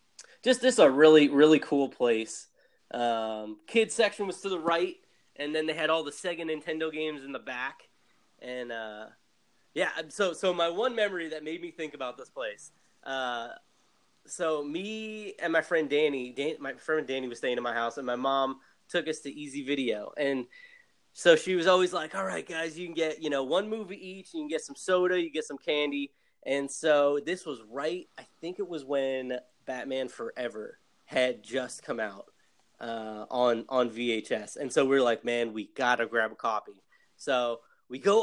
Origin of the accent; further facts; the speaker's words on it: New Jersey, United States; So I grew up in New Jersey